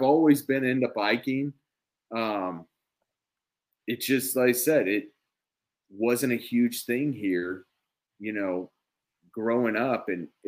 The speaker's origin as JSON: {"language": "English", "region": "Kansas", "country": "United States", "tie": "born or raised there", "said": "I grew up in Basser, Kansas"}